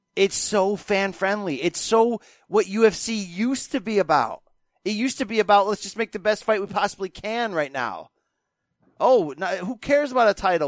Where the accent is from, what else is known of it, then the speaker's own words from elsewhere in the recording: New York, United States; I grew up near New York City. I live a couple hours away